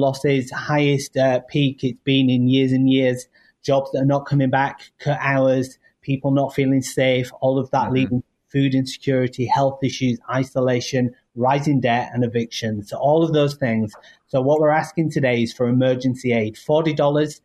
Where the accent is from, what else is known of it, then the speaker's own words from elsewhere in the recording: United Kingdom; now in United States; You might hear my accent. Yes, originally from the UK, but now living in this amazing nation